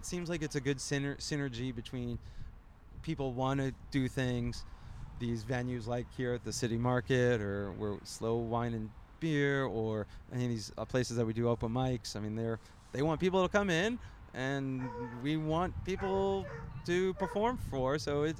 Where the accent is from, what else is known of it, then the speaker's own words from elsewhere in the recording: Tucson, Arizona, United States; moved away as an adult; also born or lived in Great Neck, Long Island, New York / Kansas City; now in San Luis Obispo, United States; moved to Tucson, Arizona when I was 6 and grew up a nice, simple Arizonian.